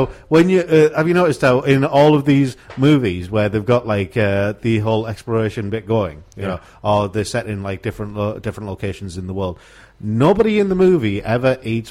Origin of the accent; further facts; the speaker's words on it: Middlesbrough, North East England, United Kingdom; being born and raised in Middlesbrough.